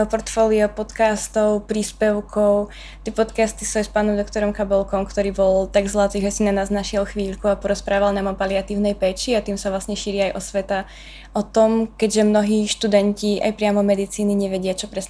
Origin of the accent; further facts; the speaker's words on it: Prešov, Prešov Region, Slovakia; moved away as an adult; now in Brno, Czech Republic; som práve z Prešova, čo je trošinku ďalej.